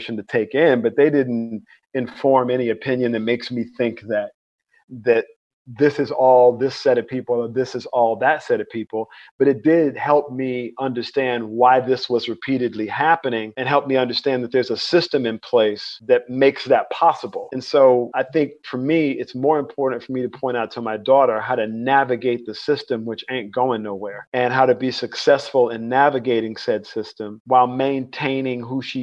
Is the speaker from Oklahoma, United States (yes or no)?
no; Mobile, Alabama, United States; now in North Carolina, United States; I was born in Mobile, Alabama. I grew up in the Deep South